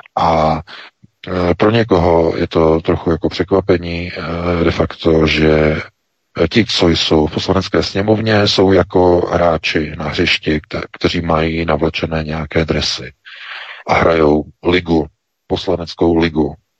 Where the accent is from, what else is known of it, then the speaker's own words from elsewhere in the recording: Czechia; my jako Češi